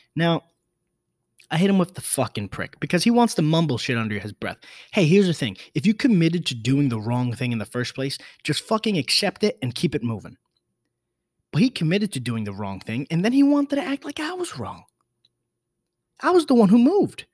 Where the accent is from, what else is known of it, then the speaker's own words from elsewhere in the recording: New York City, New York, United States; I was born in the Bronx